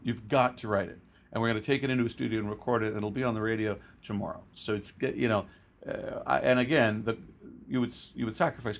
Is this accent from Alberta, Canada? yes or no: no; Guelph, Ontario, Canada; I was raised in Guelph, about an hour west of Toronto